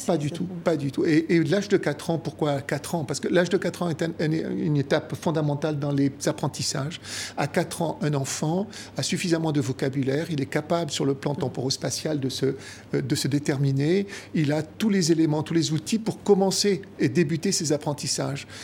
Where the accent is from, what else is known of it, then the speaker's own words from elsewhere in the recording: Algeria; moved away as an adult; also born or lived in France / Italy (ancestry); Je suis resté en Algérie même après l'indépendance jusqu'à l'âge de 19 ans